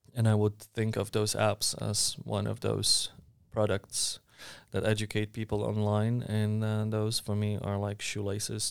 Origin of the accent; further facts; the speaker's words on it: Warsaw, Masovian Voivodeship, Poland; I was born and raised in Warsaw